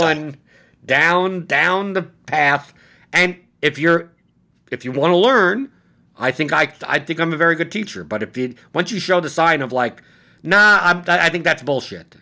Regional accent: New York City, New York, United States; I'm from Brooklyn

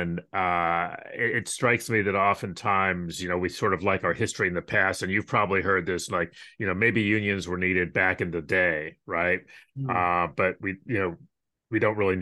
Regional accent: Rochester, New York, United States; my hometown of Rochester

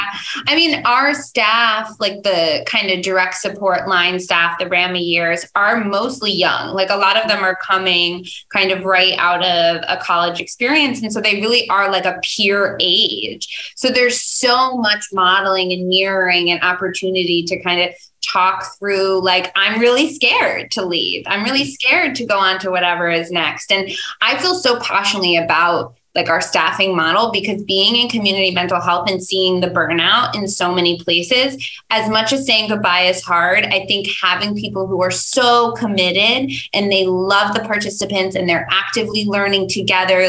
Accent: Dutchess County, New York, United States; also born or lived in Albany; I grew up in Dutchess County

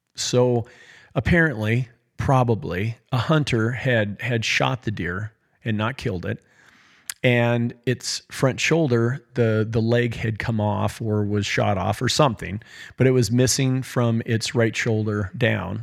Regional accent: Choteau, Montana, United States; also born or lived in Cascade, Montana; we had recently moved from my hometown of Shoto to a small town in Montana called Cascade

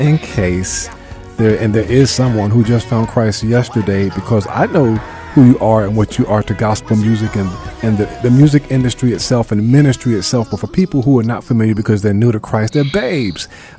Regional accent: New York City, New York, United States; I'm from Brooklyn. You know, I'm from Bed-Stuy

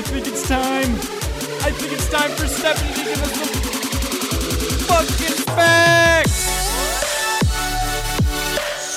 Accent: New Jersey, United States; I grew up in New Jersey

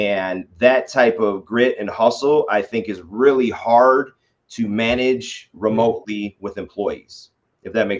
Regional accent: Detroit, Michigan, United States; I'm born and raised in Detroit. I'm a Detroit public school kid

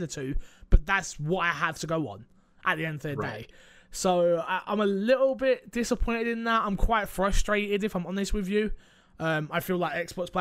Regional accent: United Kingdom; I'm British

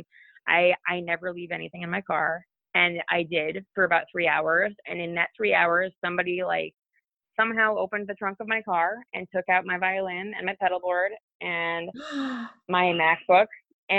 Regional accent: Milwaukee, Wisconsin, United States; now in Los Angeles, United States; a Milwaukee-based band, which is my hometown

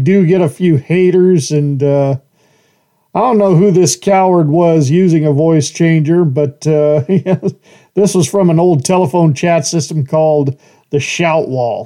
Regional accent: Horseshoe Bend, United States; born or raised there

